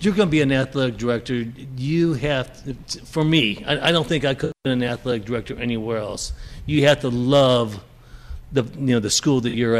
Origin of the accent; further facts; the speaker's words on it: Mishawaka, Indiana, United States; I was a wrestler from Mishawaka High School.